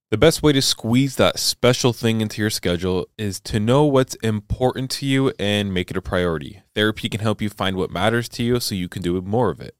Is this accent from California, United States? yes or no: yes; Southern California, United States; I grew up in California